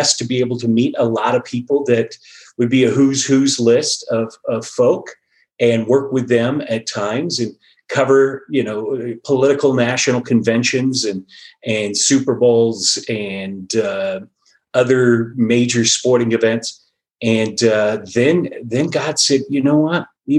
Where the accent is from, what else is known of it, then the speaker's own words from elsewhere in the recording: Phoenix, Arizona, United States; moved away as an adult; now in Colorado, United States; I grew up in the Phoenix, Scottsdale area of Arizona